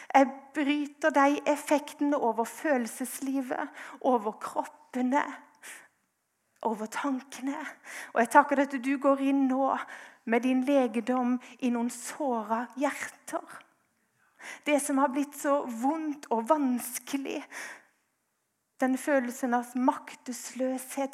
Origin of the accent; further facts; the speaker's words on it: Grimstad, Agder, Norway; jeg er fra Grimstad